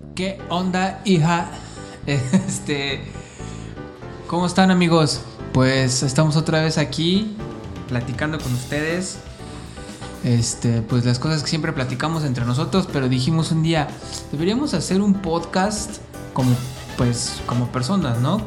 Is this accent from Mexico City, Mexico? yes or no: yes; Mexico City, Mexico; moved away as an adult; also born or lived in Tijuana; now in Cancún, Mexico; yo nací en Tijuana, pero viví como cuatro meses allá nada más y luego ya me regresé a la Ciudad de México de donde son mis papás del, municipio de Azcapotzalco